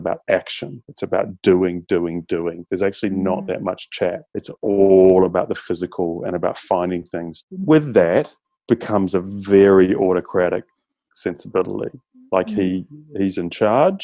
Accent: New Zealand; now in Australia; I grew up in New Zealand

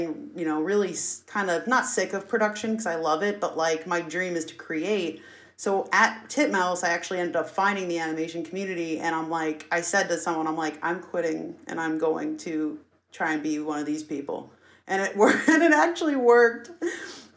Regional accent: New Jersey, United States; moved away as an adult; also born or lived in Los Angeles; my New Jersey friends

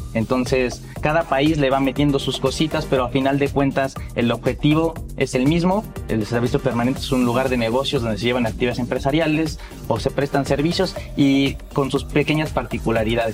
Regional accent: Mexico; los fiscalistas mexicanos

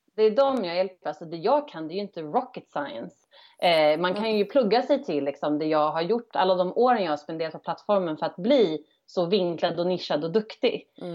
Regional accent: Örebro, Örebro County, Sweden; moved away as an adult; also born or lived in Stockholm; som valde att flytta hem till min hemstad Örebro

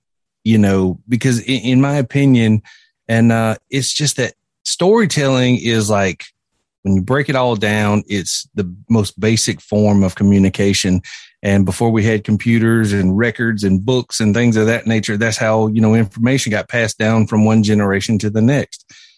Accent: South Carolina, United States; Well, like you said … I was born and raised right here in South Carolina and grew up in a small town.

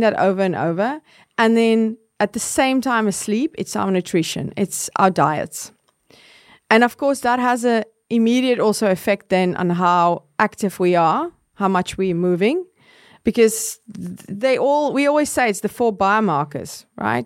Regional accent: South Africa; I grew up in South Africa

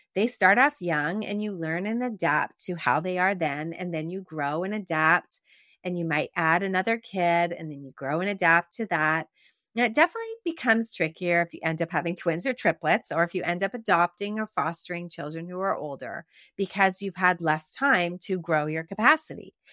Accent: Quebec, Canada; growing up in Quebec

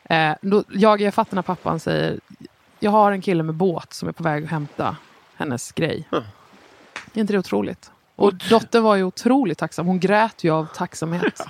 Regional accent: Nybro, Kalmar County, Sweden; jag är uppvuxen i Småland

